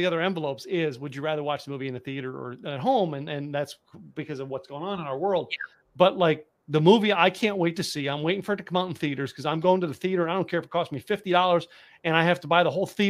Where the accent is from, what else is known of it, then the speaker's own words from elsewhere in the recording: Texas, United States; You know, when I say boots, you know I'm from Texas